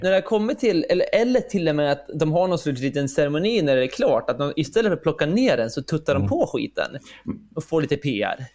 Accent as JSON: {"language": "Swedish", "country": "Sweden", "said": "Som svensk"}